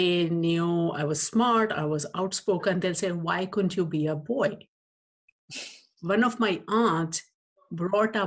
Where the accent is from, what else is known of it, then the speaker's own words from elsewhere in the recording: India; now in United States; I grew up in India in 70s